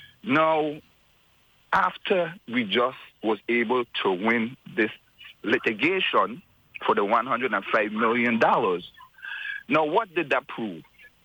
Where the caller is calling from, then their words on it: Gainesville, Florida, United States; As I'm calling you from Gainesville, Florida, where finally this Arctic blast has broken